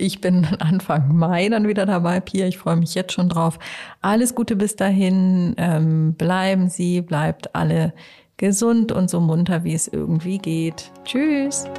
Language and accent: German; Hamburg, Germany; moved away; also born or lived in Cologne; komme ja aus Hamburg